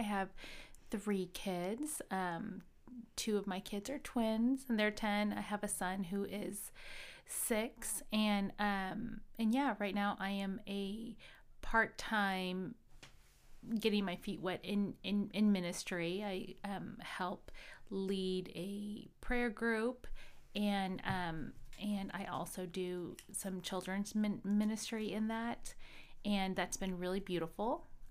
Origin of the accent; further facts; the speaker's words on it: Midwest, United States; So I went to high school here in the Midwest, and I grew up in the Midwest.